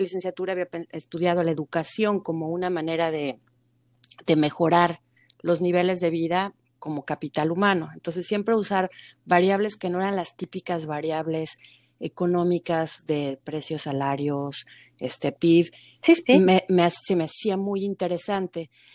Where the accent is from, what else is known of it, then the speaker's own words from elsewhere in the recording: Mexico; moved away as an adult; creciendo en México